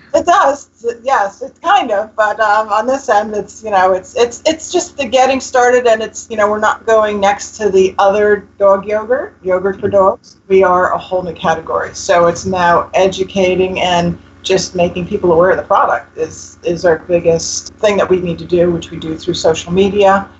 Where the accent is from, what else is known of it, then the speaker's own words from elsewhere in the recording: New Jersey, United States; I'm from North Jersey originally and just around the corner from you guys